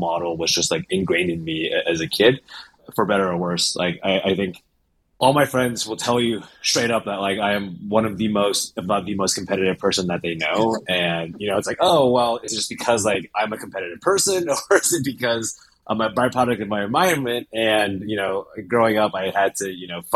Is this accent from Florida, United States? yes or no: no; Cupertino, California, United States; I grew up in the Bay Area, in Cupertino